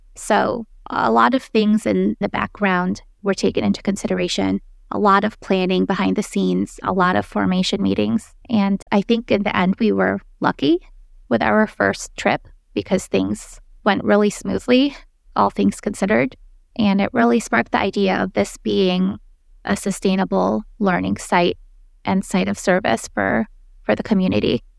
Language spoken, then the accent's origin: English; Philippines; now in United States; I'm originally from the Philippines, but I did my formal training here in the States